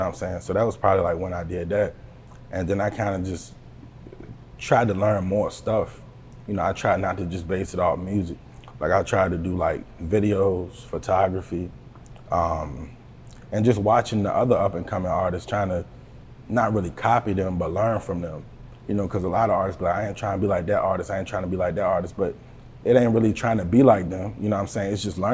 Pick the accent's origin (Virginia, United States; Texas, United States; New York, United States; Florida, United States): Virginia, United States; Buckingham; I'm from the Buck, you know what I mean? Buckingham, yeah. Virginia, 434, you know. That's where I come from